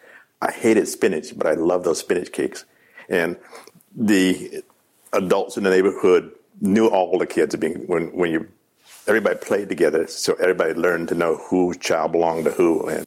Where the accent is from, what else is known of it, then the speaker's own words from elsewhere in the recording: Seattle, Washington, United States; I was born here in Seattle, 1936. 8 kids in the family.